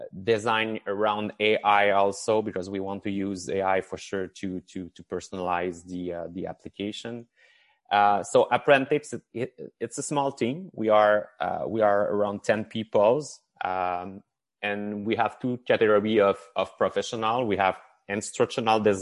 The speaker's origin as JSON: {"language": "English", "town": "Chicoutimi", "region": "Quebec", "country": "Canada", "said": "I'm from Chicoutimi. That's the first thing I can say. And this is the huge accent that you're hearing from me. So in the north of Quebec"}